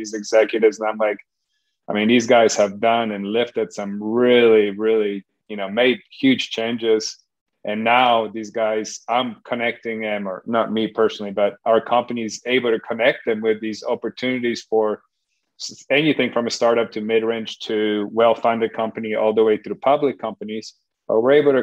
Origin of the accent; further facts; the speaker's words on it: Poland; English is a second language; now in United States; I was raised in Poland back when it was communist, left when